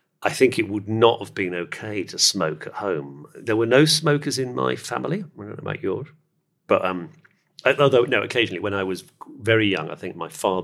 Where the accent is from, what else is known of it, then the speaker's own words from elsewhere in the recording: United Kingdom; we're sitting here, you and I, in central London, and we're both British.